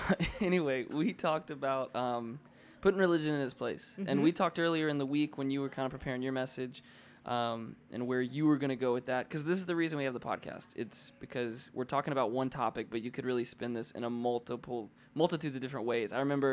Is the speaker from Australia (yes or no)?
no; North Carolina, United States; I grew up in North Carolina, grew up at a church with pews and an odd color carpet